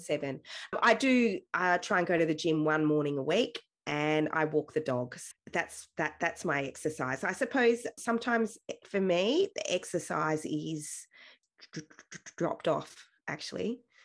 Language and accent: English; Wagga Wagga, New South Wales, Australia; So I grew up in Wagga Wagga, right in the center of town.